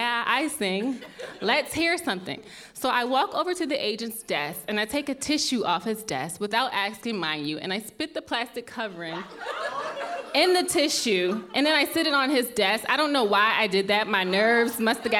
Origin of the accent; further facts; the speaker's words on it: Maryland, United States; moved away as an adult; also born or lived in Los Angeles; I am originally from Maryland